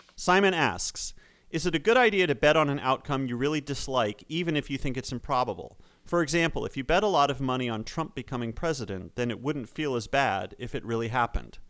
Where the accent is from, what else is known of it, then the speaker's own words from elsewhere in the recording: Chapel Hill, North Carolina, United States; we grew up in Chapel Hill in Orange County, which is, uh, home of the Research Triangle